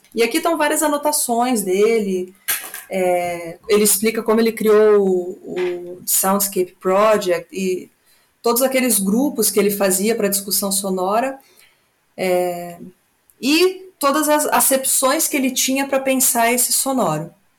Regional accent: Brazil; nós brasileiros

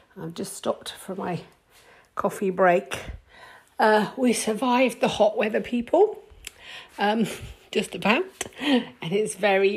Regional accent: United Kingdom; We're British

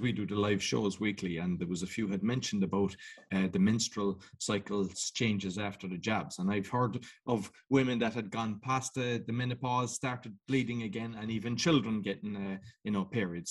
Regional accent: Cork, Munster, Ireland; I come from Cork in Ireland

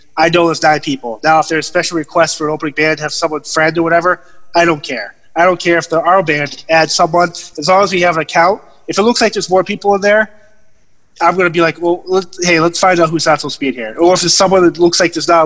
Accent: Massachusetts, United States; I grew up in Massachusetts

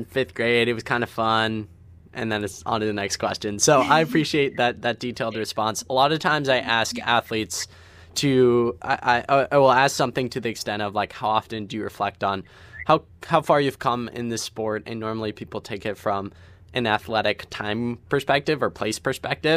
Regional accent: Ohio, United States; I'm from Ohio, so I'm in the Midwest region

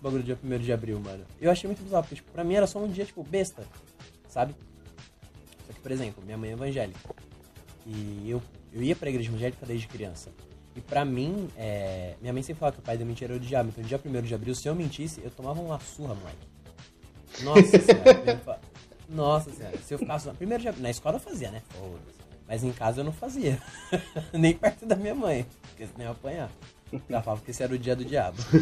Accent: Brazil; a gente é brasileiro

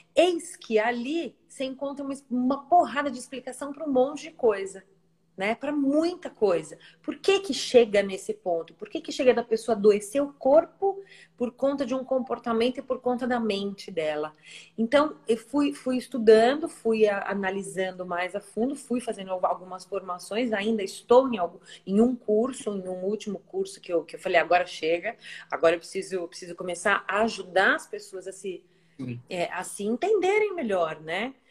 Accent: São Paulo, Brazil; moved away as an adult; now in Ilhabela, Brazil; nascida e criada em São Paulo, mas hoje resido em Ilhabela

